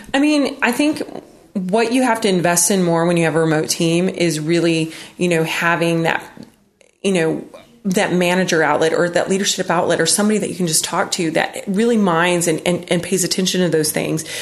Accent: United States; I grew up in West Texas, New Mexico

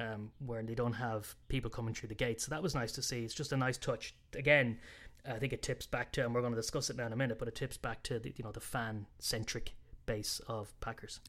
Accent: Ireland; being Irish

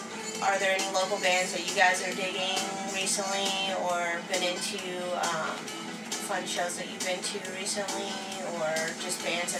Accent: Bremerton, Washington, United States; … used to come to my hometown, Bremerton

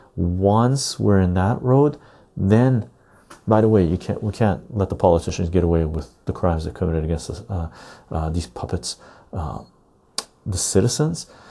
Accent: Canada; as a Canadian

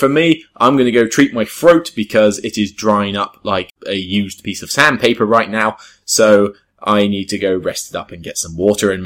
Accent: Taunton, South West England, United Kingdom; moved away; I'm going to go back to Taunton, my hometown in Somerset

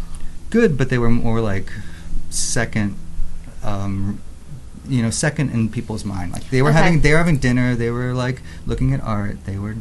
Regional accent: outside of Philadelphia, Pennsylvania, United States; I grew up in outside of Philly.

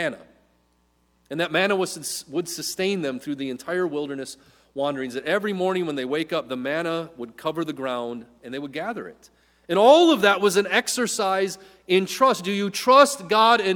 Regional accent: Midwest, United States; We grew up in the Midwest

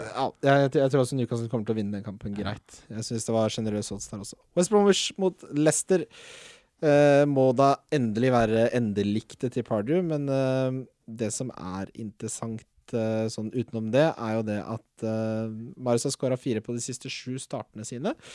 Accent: Follo, Akershus, Norway; jeg er fra Follo

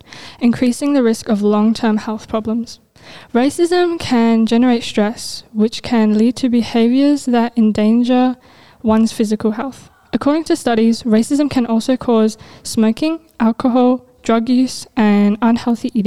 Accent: Australia; I was born in Australia, making my nationality Australian, and my cultural background is Afghan

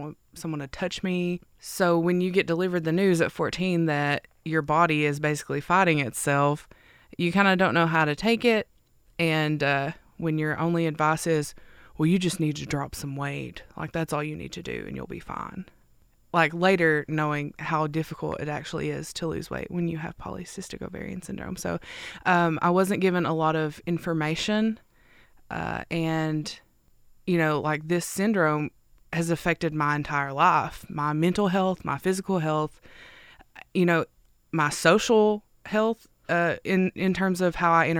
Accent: Neon, Kentucky, United States; also born or lived in Whitesburg, Kentucky; I am originally from Neon, Kentucky, and I'm currently living in Whitesburg

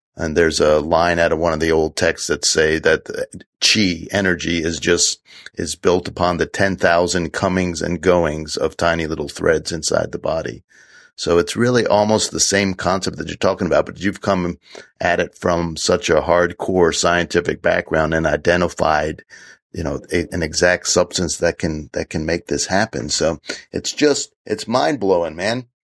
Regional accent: Washington, District of Columbia, United States; also born or lived in central New York; now in New York, United States; I grew up in Washington D.C. in the inner city

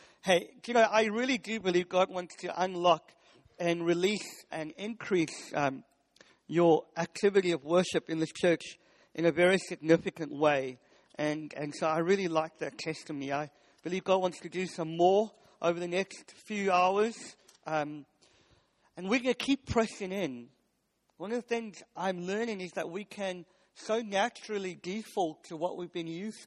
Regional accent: South Africa; now in United Kingdom; I'm South African

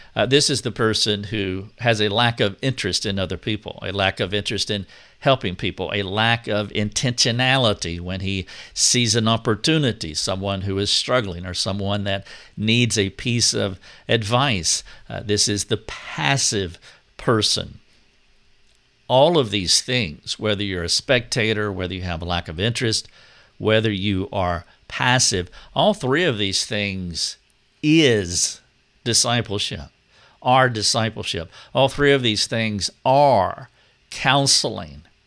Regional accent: United States; we all are Americans

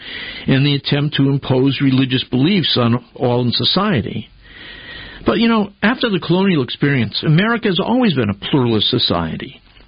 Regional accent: Connecticut, United States; In my home state of Connecticut

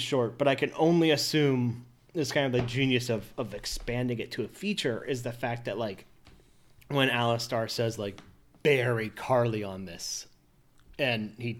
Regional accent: United States; I'm American

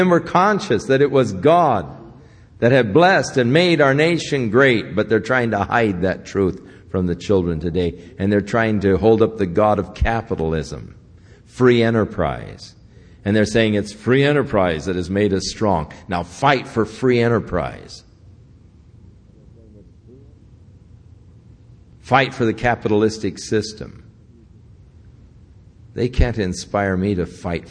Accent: United States; I'm from the U.S.

